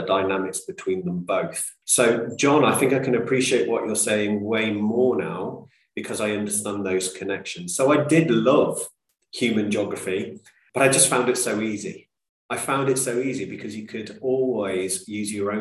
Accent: Coventry, West Midlands, United Kingdom; I am a British Indian, born and bred here

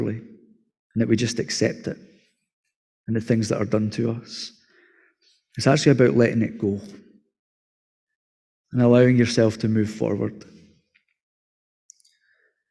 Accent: Scotland, United Kingdom; as Scottish people

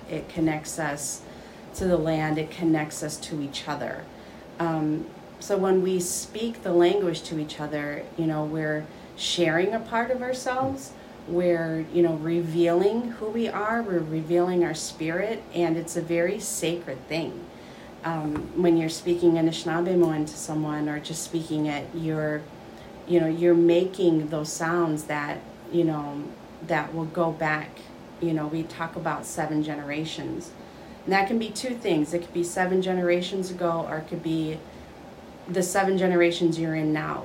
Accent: Michigan, United States; I am from Little Traverse Bay Band. I um, grew up here. I was not born here, grew up here

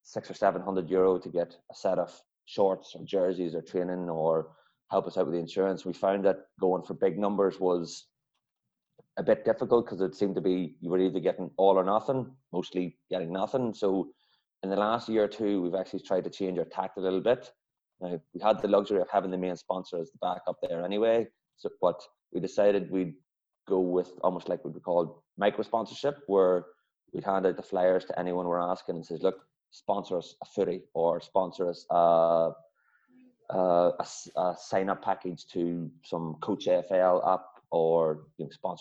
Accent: Kilcoo, Northern Ireland, United Kingdom; also born or lived in Australia; now in Dublin, Ireland; I'm not from Dublin originally. I'm from up in the north, so a small club, Kilcoo.

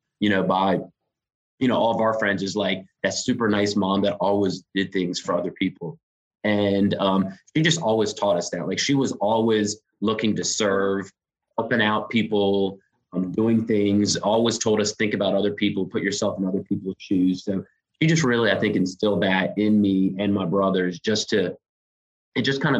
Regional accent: Raleigh, North Carolina, United States; moved away as an adult; now in Charlotte, United States; I grew up in Raleigh, not too far away. So I'm a North Carolina guy

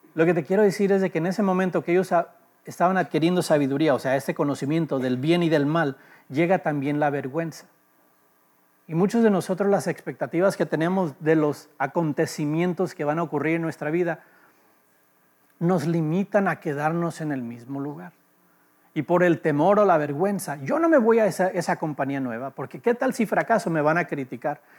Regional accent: Los Angeles, California, United States; also born or lived in Mexico; nací en Los Ángeles

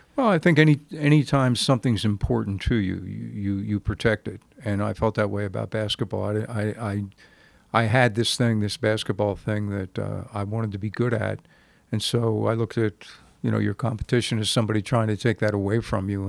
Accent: New Jersey, United States; growing up in South Jersey, playing in a league when I was nine years old

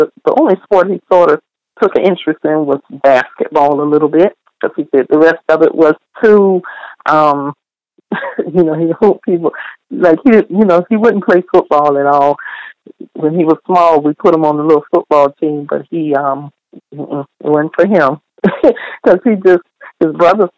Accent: the South, United States; I was raised in the South and I believe in family

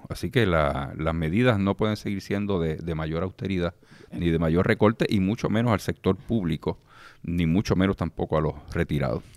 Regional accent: Lares, Puerto Rico; also born or lived in Isabela; Yo nazco en el pueblo de Lares y me crio en el pueblo de Lares

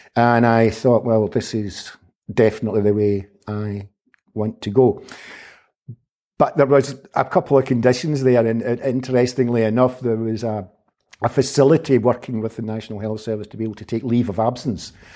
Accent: Glasgow, Scotland, United Kingdom; I was born in nineteen fifty-nine in Glasgow, where, uh, I grew up, where I, I went to school, both to primary

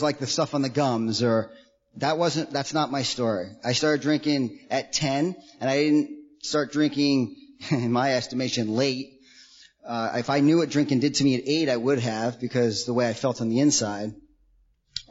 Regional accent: New York, United States; I grew up in New York. My parents split when I was really young. I grew up an hour out of New York City

